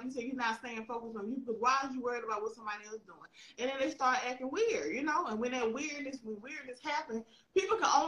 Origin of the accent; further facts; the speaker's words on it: the South, United States; I'm from the South